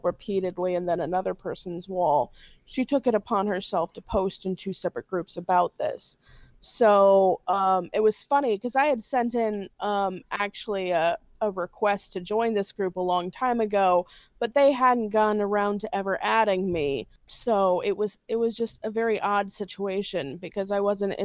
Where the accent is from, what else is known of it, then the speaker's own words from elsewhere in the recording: Gary, Indiana, United States; I'm from Gary, Indiana